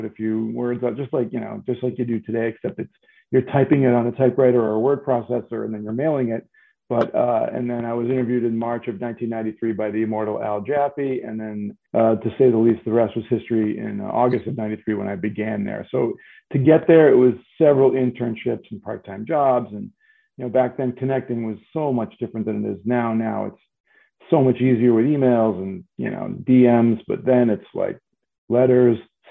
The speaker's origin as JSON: {"language": "English", "region": "New England", "country": "United States", "said": "I'm from New England."}